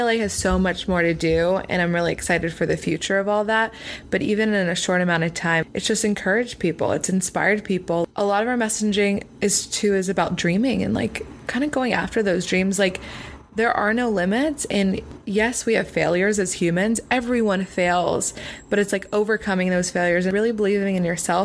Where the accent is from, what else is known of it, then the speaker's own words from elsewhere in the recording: Pennsylvania, United States; now in Los Angeles, United States; I'm not from LA. I'm from Pennsylvania